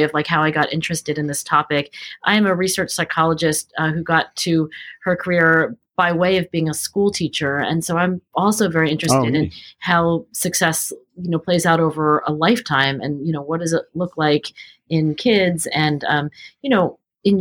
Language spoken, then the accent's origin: English; Cherry Hill, New Jersey, United States; I grew up in Cherry Hill, New Jersey, which is exit 4 off of the New Jersey Turnpike, southern New Jersey